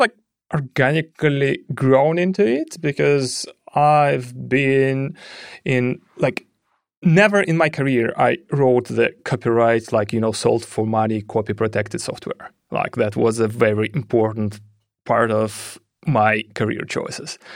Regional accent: Russia; moved away; I'm originally from Russia

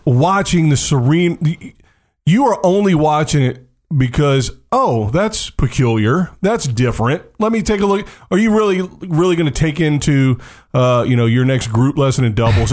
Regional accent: United States; I'm American

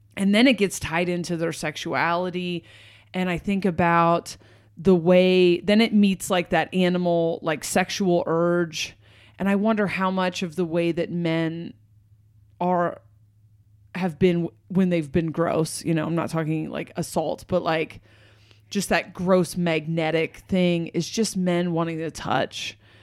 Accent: Portland, United States; I'm from Portland

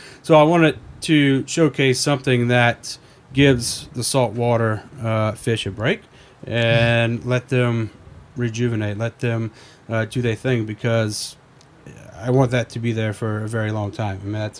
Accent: Louisiana, United States; You know, growing up, you know, in South Louisiana, everybody eats.

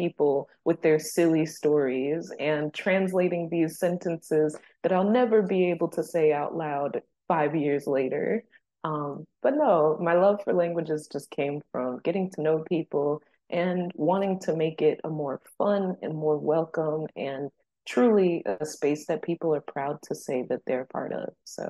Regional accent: New Jersey, United States; moved away as an adult; now in South Korea; I'm from the US, I'm from New Jersey, and now I'm living in Korea. And I've been here for a few years as an English teacher.

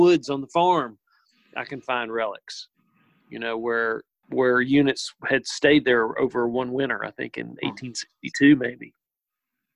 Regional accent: the South, United States; my whole life growing up in the South

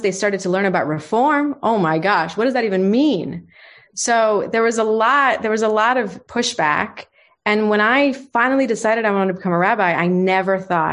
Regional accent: Los Angeles, California, United States; I grew up in Los Angeles, which is the largest community of Persians

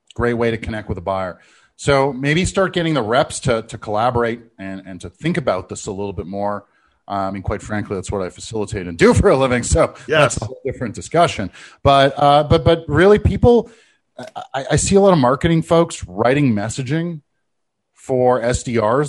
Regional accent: Canada; I'm Canadian

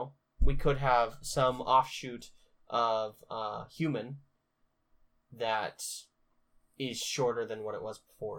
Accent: Pacific Northwest, United States; we're from the Pacific Northwest

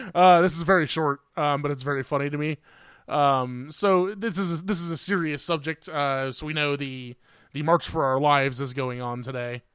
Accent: Indiana, United States; I'm from Indiana

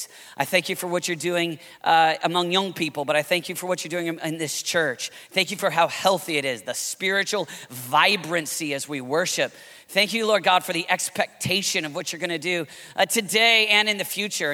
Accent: Kansas City, United States; I'm from Kansas City.

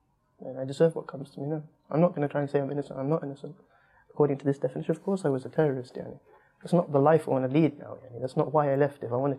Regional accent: United Kingdom; moved away as an adult; now in Syria; I feel British. I'm British.

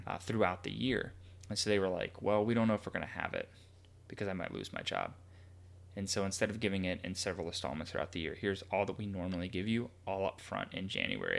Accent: United States; we as a culture, as an American culture

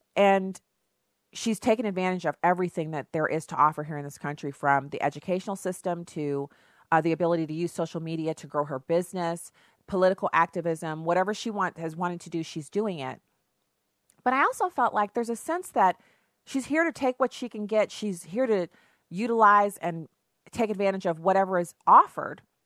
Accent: United States; first language English; to me being an American, to me being able to serve in the military, to me being able to claim this country as my birthright

